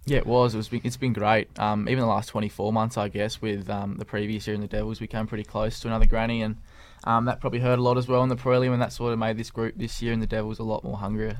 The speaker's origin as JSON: {"language": "English", "town": "Clarence", "region": "Tasmania", "country": "Australia", "tie": "born or raised there", "said": "growing up around the Clarence Footy Club"}